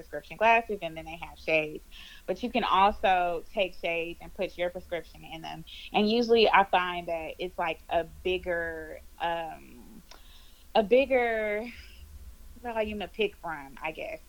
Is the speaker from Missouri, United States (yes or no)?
no; Houston, Texas, United States; I am from Houston, Texas, born and raised, and I still stay in Houston, Texas